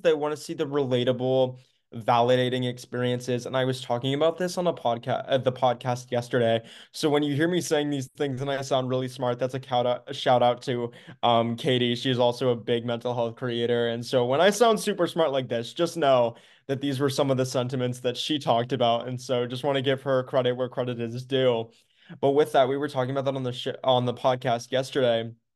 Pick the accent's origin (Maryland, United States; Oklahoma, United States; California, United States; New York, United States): Maryland, United States; I am from Maryland, United States